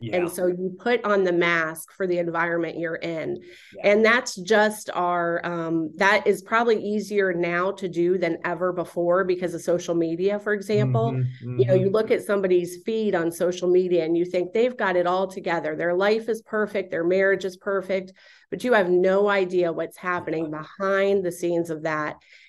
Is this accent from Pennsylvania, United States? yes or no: no; Florida, United States; But I'm a native Floridian, born and raised in South Florida.